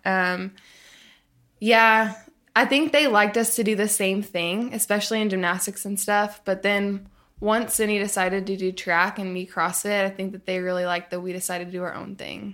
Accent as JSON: {"language": "English", "town": "Tulsa", "region": "Oklahoma", "country": "United States", "tie": "born or raised there", "also_born_or_lived": "Arkansas", "said": "I grew up in Arkansas, and then I lived in Tulsa, Oklahoma for a lot of growing up."}